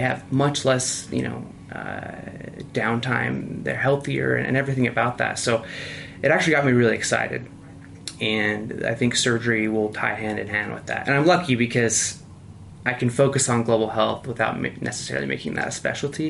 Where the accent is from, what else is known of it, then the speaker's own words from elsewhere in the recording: Utah, United States; I'm from Utah